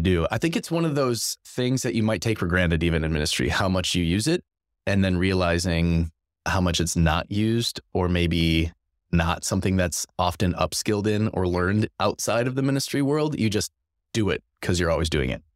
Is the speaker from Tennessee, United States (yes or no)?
no; Madison, Wisconsin, United States; moved away as an adult; now in La Crosse, United States; Grew up in Madison, Wisconsin